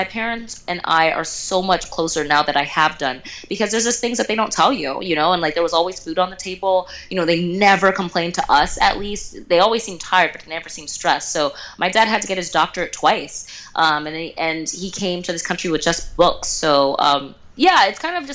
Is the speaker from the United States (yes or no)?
yes; Houston, Texas, United States; I was born in Houston, Texas